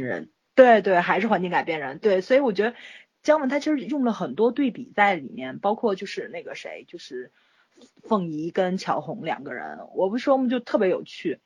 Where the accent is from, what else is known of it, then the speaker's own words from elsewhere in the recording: China; 作为一个中国人